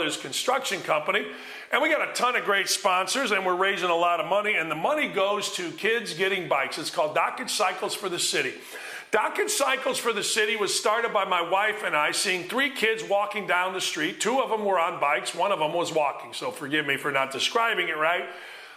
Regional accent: Merrillville, Indiana, United States; also born or lived in Gary, Indiana; our address changed, and I grew up in Maryville

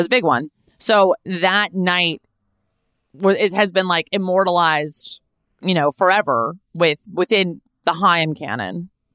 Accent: Los Angeles, California, United States; I was born and raised here. I was born in Tarzana, California. I grew up in the Valley.

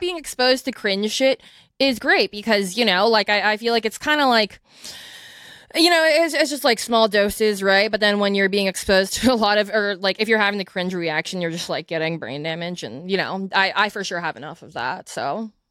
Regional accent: United States; growing up in America

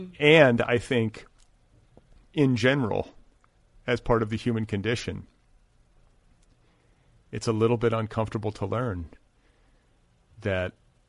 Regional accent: Midwest, United States; we're both from the Midwest

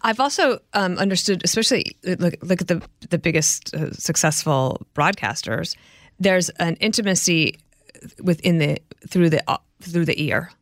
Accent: Colorado, United States; moved away as an adult; also born or lived in Illinois; I grew up in Colorado

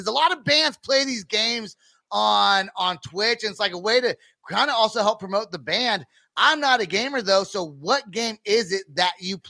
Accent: California, United States; now in Oklahoma, United States; I'm from California. That's why I knew Kyler back in the Northern California days. And coming to Oklahoma was a huge culture shock.

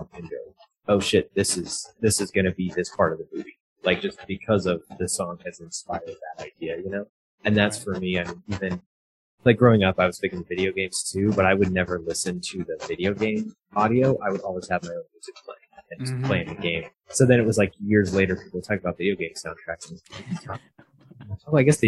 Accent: Fort Collins, Colorado, United States; I grew up in Fort Collins, so it's about an hour north of Denver.

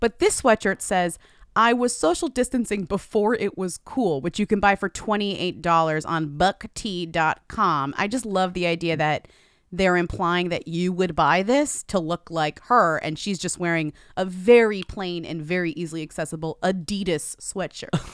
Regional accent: Newton, Massachusetts, United States; he is from my hometown

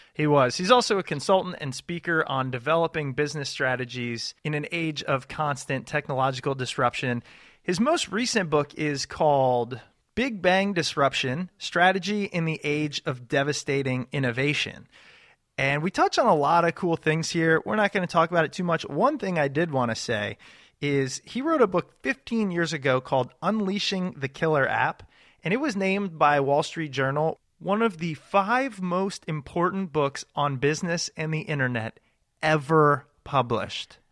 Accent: Ashburn, Virginia, United States; John and I grew up in Ashburn, Virginia

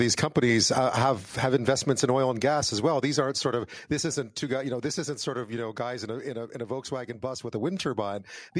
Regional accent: Quebec, Canada; moved away; I'm originally from Quebec. I did spend a little bit of time in Alberta when I was younger.

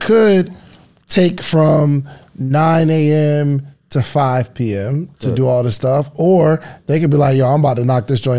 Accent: New Jersey, United States; I'm from New Jersey, and I just don't. Okay. I'm from the tri-state

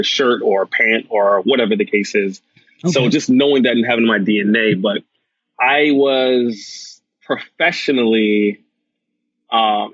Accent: Boston, Massachusetts, United States; also born or lived in Atlanta, Georgia / Jamaica (ancestry); I was raised in Boston and Atlanta

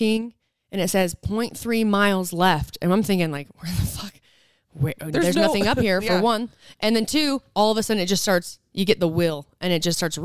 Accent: Utah, United States; I'm from Utah

